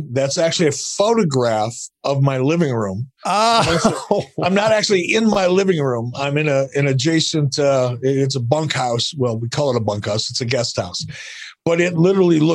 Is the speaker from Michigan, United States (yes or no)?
yes; Detroit, Michigan, United States; moved away as an adult; now in Cody, Wyoming, United States; as a kid, I grew up in Detroit.